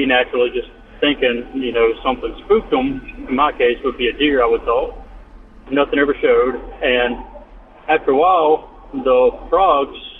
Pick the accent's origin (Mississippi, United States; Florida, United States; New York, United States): Mississippi, United States; I'm from Mississippi